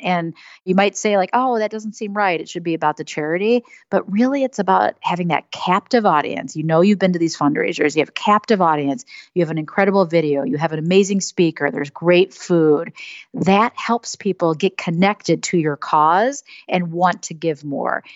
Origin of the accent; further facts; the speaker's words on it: Madison, Wisconsin, United States; moved away as an adult; also born or lived in Michigan; now in Chicago, United States; I grew up in Madison, Wisconsin, and moved to Chicago after University of Michigan, so Midwesterner